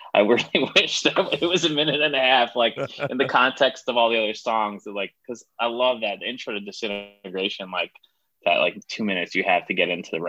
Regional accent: Baldwin, New York, United States; I grew up in Baldwin

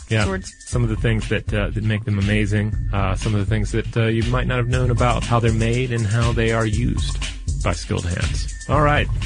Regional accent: Chicago, Illinois, United States; about as far from my home as possible since uh, I'm from Chicago.

